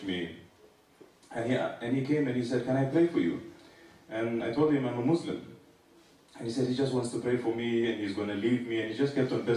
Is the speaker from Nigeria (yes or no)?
no; Eritrea; now in South Africa; I am originally from East Africa, small nation called Eritrea